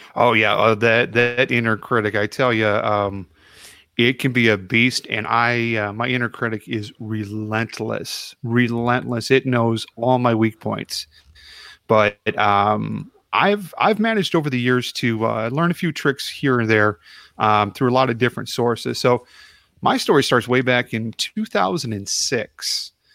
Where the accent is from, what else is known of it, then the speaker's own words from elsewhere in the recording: Chicago, Illinois, United States; moved away; I'm from Chicago originally